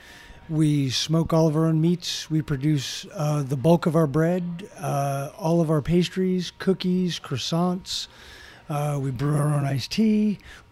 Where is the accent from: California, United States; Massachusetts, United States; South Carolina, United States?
South Carolina, United States; now in Winchester, United States; I'm from South Carolina